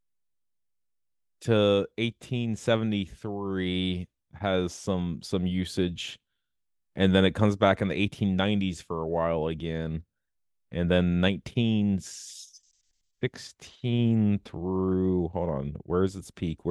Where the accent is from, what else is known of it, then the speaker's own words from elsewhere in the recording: Elkton, United States; I grew up in the Allen part of Elkton, not in the Sticks part of Elkton.